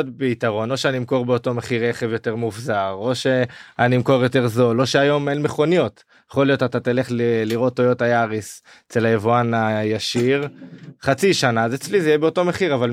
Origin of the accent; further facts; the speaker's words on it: Jerusalem, Jerusalem District, Israel; אנחנו ירושלמים, אנחנו היברידים